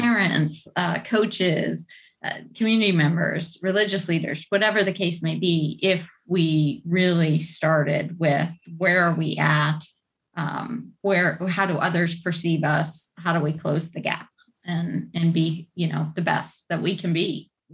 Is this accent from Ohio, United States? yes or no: yes; Cleveland, Ohio, United States; in the Midwest actually. So not that far from I think where you guys are. I'm from Cleveland.